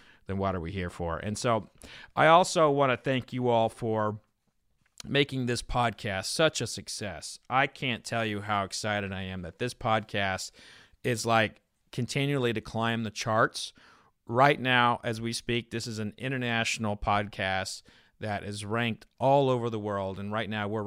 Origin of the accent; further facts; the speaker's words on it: Oklahoma, United States; I grew up in Oklahoma